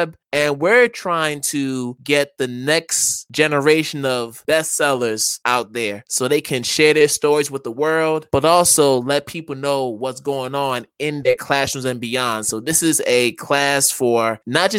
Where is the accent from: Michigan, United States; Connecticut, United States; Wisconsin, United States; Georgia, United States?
Connecticut, United States; I am from Connecticut. I'm a Connecticut native.